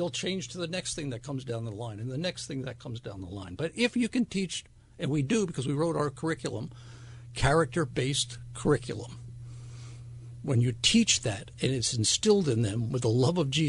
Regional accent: Wyckoff, New Jersey, United States; moved away as an adult; also born or lived in Flemington, New Jersey / Asheville, North Carolina; I come off a dairy farm in the state of New Jersey. I grew up in Wyckoff

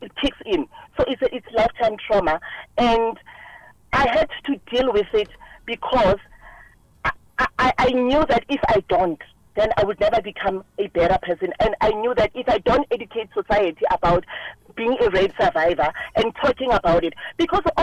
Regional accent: Soweto, Gauteng, South Africa; I'm originally from Soweto

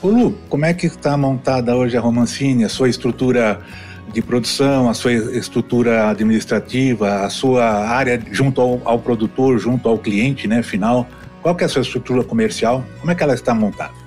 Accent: São Paulo, Brazil; now in Goiânia, Brazil; eu sou paulistano, né? Só para você ter uma ideia de nascer. Estou em Goiás, Goiânia, mas eu nasci em São Paulo, lá na Moca

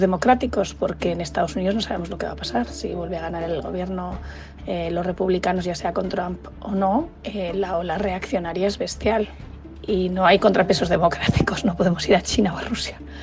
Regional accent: Bilbao, Basque Country, Spain; Yo soy de Bilbao, soy vasca. Yo con siete años

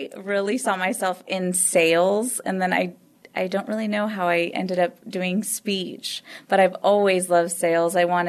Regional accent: Edinburg, Texas, United States; moved away as an adult; now in San Antonio, United States; I am originally from the Rio Grande Valley, Edinburgh specifically. And I moved to San Antonio back in 2013. And I've been living here ever since.

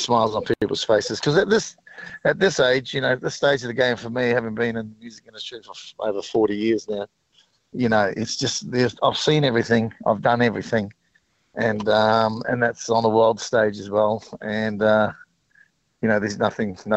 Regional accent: New Zealand; I grew up in New Zealand

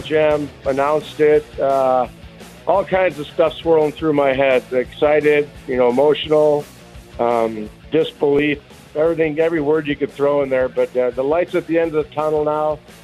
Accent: Chicago, Illinois, United States; growing up on the South Side like I did

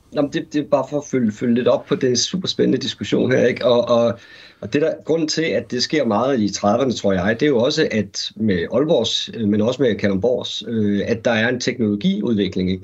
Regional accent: Aarhus, Central Denmark Region, Denmark; min barndomsby, øh, Aarhus

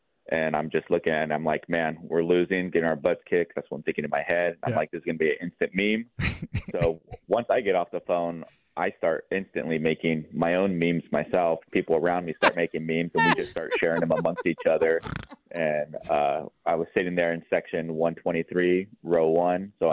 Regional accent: Lodi, California, United States; I'm originally from Lodi. I was born and raised here in Lodi

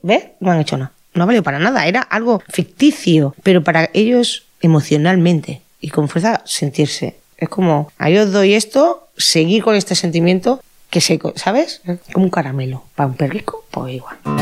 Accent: Catalonia, Spain; Yo nunca me he sentido que no fuera de aquí. Yo me siento muy catalana

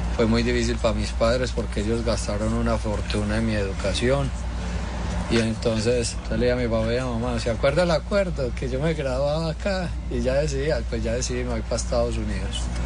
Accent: Colombia; moved away as an adult; also born or lived in Miami / Tennessee; now in United States

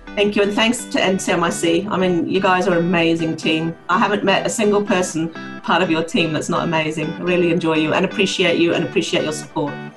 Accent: Norway; accent: partly New Zealander and partly Norwegian; grew up in a um, Norwegian household with a New Zealand mother. So this is where my strange accent comes from, uh, part, partly New Zealander and partly Norwegian.

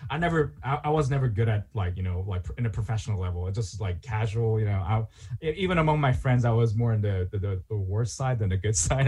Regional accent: South Korea; moved away as an adult; also born or lived in Pittsburgh / Europe; now in Japan; I'm originally from Korea

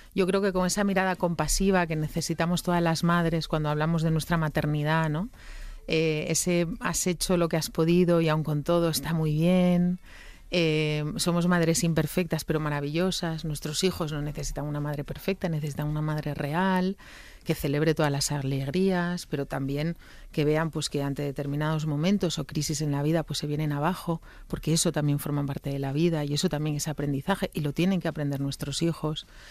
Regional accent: Asturias, Spain; yo como buena asturiana

